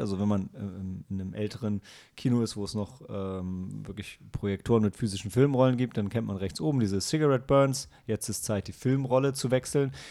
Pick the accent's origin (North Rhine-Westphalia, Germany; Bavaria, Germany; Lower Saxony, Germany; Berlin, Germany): Lower Saxony, Germany; Lilienthal; moved away; meiner alten Heimat Lilienthal